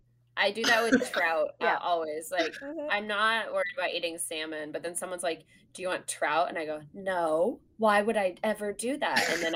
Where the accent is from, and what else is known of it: Sonoma, California, United States; born or raised there